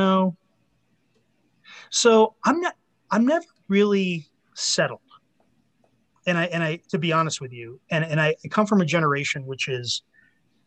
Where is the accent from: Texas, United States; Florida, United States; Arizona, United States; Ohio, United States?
Arizona, United States; Phoenix; work at the NFL team in my hometown of Phoenix